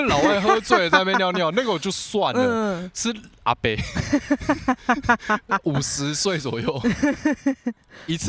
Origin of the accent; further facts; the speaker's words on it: Taipei, Taiwan; 我是台北，可是我来高雄